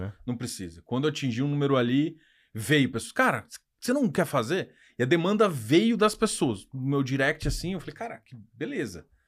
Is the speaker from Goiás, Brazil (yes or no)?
yes; Goiás, Brazil; como bom goiano